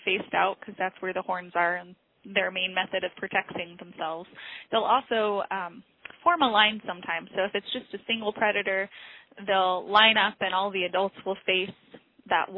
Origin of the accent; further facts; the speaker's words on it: Illinois, United States; moved away as an adult; now in Alaska, United States; I grew up in Illinois